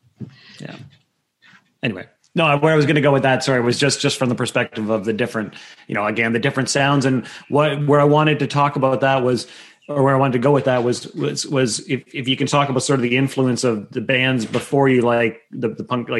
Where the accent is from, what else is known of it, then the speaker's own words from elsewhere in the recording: East Coast, Canada; she grew up on the West Coast, I grew up on the East Coast.